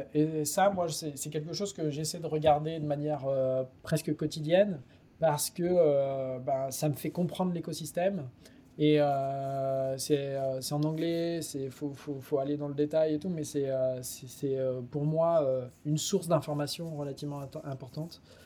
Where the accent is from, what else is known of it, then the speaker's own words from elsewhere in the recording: France; en tant que bon français